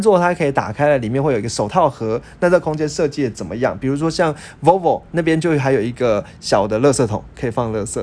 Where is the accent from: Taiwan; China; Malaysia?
Taiwan; 像我们台湾人